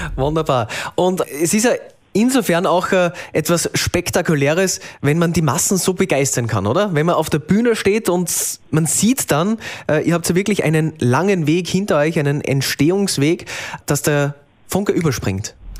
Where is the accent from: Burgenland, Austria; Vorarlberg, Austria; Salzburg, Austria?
Salzburg, Austria; Bei uns in Salzburg